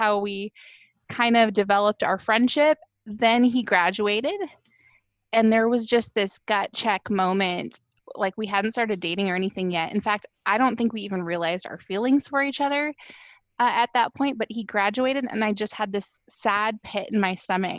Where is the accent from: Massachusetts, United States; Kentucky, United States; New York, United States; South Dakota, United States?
South Dakota, United States; Worthing; moved away as an adult; now in Iowa, United States; I grew up in South Dakota in a little town called Worthing.